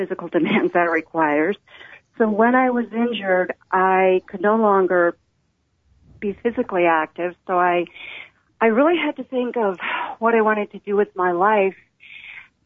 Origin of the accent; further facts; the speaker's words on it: the Bible Belt, United States; I grew up in the Bible Belt in the 1960s